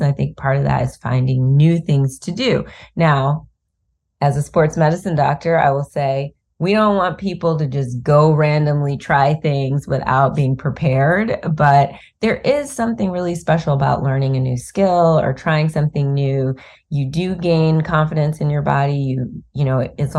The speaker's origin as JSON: {"language": "English", "town": "Cleveland", "region": "Ohio", "country": "United States", "said": "we're both from Cleveland"}